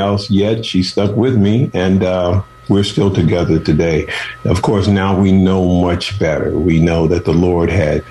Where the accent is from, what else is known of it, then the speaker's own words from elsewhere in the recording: Chicago, Illinois, United States; moved away as an adult; also born or lived in Oakland / San Francisco; I'm from Chicago, and my mother and father had 13 children, and I was the last of the 13. I was the 12th, and so she had me at the age of 41 against doctor's orders, but I came up through Chicago